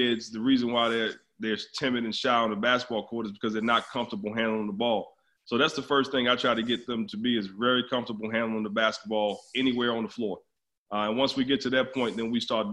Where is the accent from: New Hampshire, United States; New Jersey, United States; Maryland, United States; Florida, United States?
Maryland, United States; Baltimore; now in Orange County, United States; I grew up in Baltimore